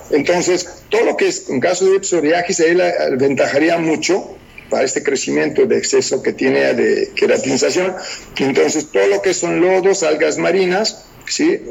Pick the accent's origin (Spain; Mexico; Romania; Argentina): Romania; first language Romanian; Spanish is a second language; Rumania es, un país, latino. Mi idioma es muy parecido al italiano